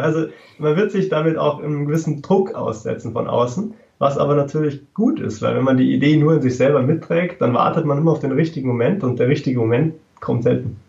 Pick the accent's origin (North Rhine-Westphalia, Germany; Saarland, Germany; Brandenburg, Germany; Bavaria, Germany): Bavaria, Germany; Freising; ich komme aus Freising bei München